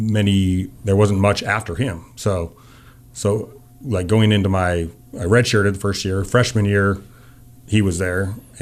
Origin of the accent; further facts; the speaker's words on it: Missoula, Montana, United States; I was from Missoula, you know